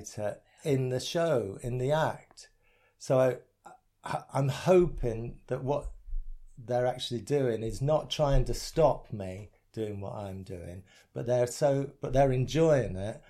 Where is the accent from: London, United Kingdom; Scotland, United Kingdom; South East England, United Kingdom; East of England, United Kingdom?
East of England, United Kingdom; Essex; growing up in Essex